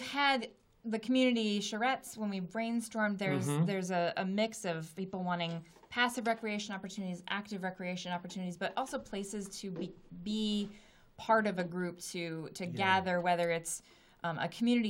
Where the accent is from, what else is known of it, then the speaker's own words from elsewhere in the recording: West Coast, United States; now in Medford, United States; I grew up on the West Coast.